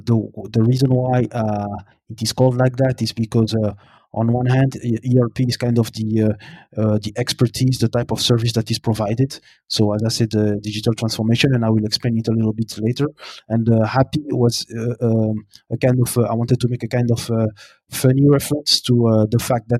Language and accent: English; Brussels, Brussels-Capital Region, Belgium; moved away as an adult; also born or lived in Burundi; now in Montreal, Canada; I am born and raised in Belgium, in Brussels, and also my roots are from Burundi.